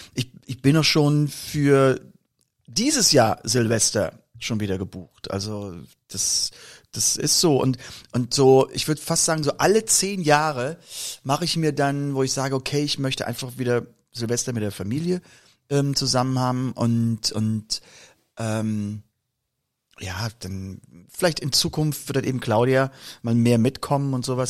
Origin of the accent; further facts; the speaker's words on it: Koblenz, Rhineland-Palatinate, Germany; aus der Region, wo ich herkomme, nun aus Koblenz